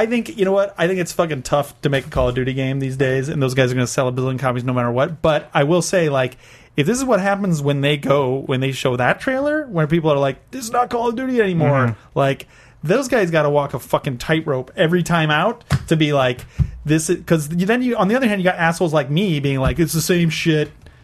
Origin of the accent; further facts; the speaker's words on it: United States; Because I'm from America.